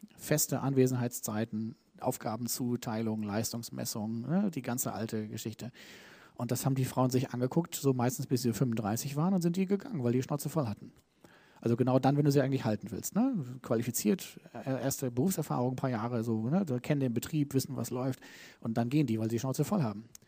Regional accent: Germany; ich bin Deutscher, ne, wir Deutschen

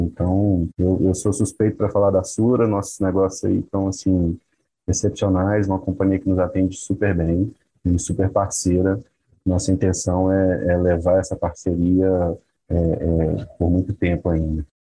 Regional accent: Minas Gerais, Brazil; eu sou mineiro

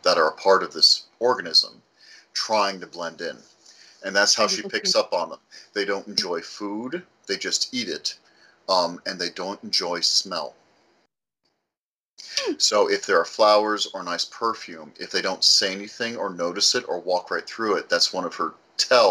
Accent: Scotland, United Kingdom; now in United States; Scottish, we boiled everything.

